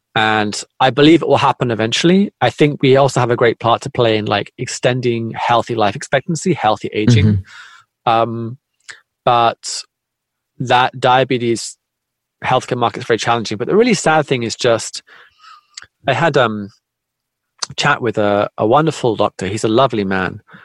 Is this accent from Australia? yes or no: no; United Kingdom; moved away as an adult; now in Tokyo, Japan; I'm originally from Britain. I live in Japan.